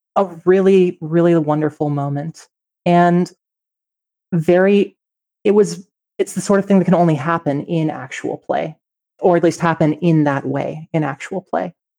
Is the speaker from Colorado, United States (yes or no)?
yes; Colorado, United States; Growing up in Colorado